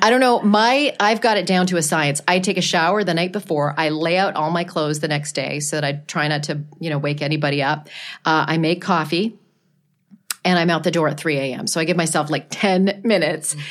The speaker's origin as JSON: {"language": "English", "town": "Ottawa", "region": "Ontario", "country": "Canada", "tie": "born or raised there", "moved": "yes", "said": "I worked at a classic rock station in my hometown of Ottawa, Canada"}